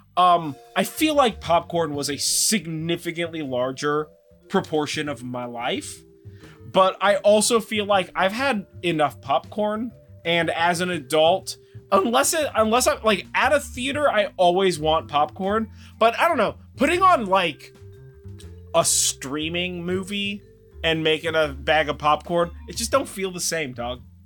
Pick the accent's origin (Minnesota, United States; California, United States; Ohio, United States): California, United States; Sonoma; now in Monte Rio, United States; I grew up in Sonoma.